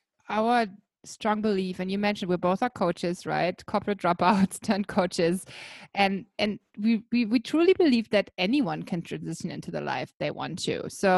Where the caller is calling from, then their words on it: Blue Mountains, New South Wales, Australia; I'm calling in from the beautiful Blue Mountains in Australia.